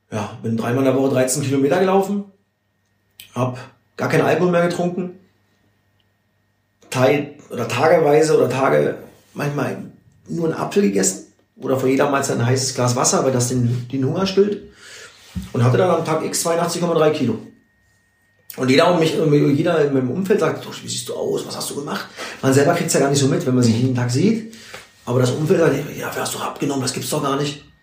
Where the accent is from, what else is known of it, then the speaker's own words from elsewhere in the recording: Saxony, Germany; Oder in Sachsen auch, wo ich groß geworden bin, zwischen den Wäschestangen.